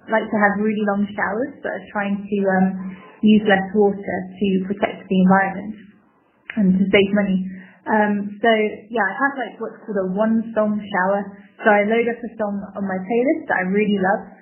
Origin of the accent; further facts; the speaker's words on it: England, United Kingdom; moved away as an adult; now in China; I'm from England. Um, my husband and I are living in China at the moment.